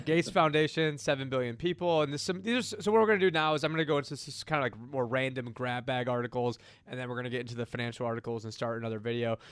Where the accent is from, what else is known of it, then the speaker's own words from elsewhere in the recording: Syracuse, New York, United States; my hometown, Syracuse, New York